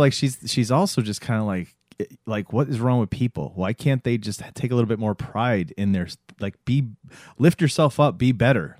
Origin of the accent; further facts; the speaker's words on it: Florida, United States; growing up in Florida